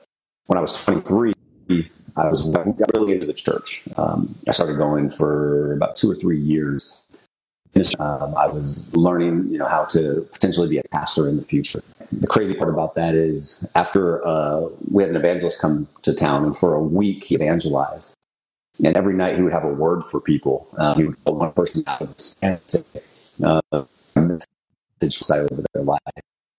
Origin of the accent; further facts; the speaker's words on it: Portland, United States; born there; So I was born in Portland.